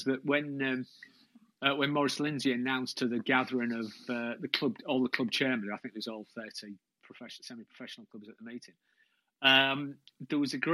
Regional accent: Hull, Yorkshire and the Humber, United Kingdom; I'm from Hull

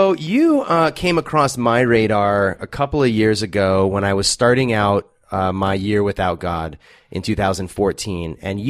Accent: California, United States; I grew up in the Inland Empire and frequently went to Newport Beach. That was sort of our beach.

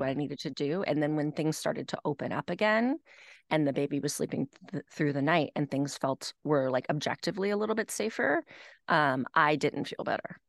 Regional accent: Nashville, Tennessee, United States; also born or lived in Manhattan; now in Westchester, United States; I grew up in Nashville, Tennessee

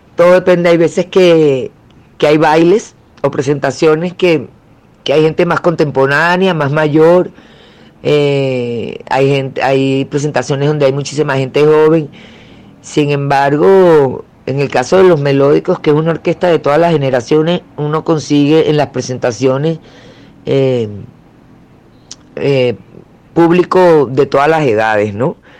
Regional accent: Venezuela; empecé con el cuatro, como todo venezolano. Eh, yo creo que, no sé si en Colombia será igual, pero aquí eso es como, como obligado que te regalen un cuatro cuando empiezas a crecer

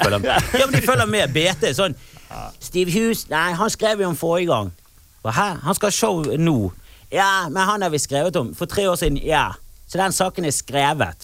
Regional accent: Bergen, Vestland, Norway; der jeg kommer fra, ute i Fana

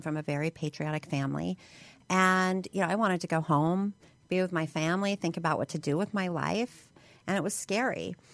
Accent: Hammond, Indiana, United States; now in Utah, United States; I was born outside of Chicago

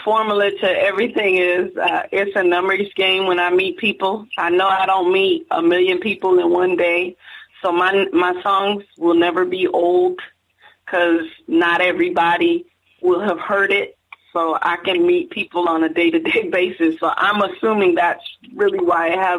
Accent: Miami, Florida, United States; now in Lakeland, United States; I'm really from Miami, Florida. Right now, I stay in a city called Lakeland, Florida. We're in Polk County. But I'm originally from Miami, Florida

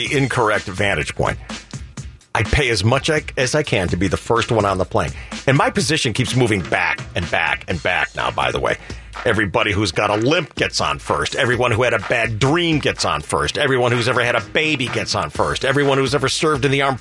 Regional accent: United States; I'm an American and I know my Constitution

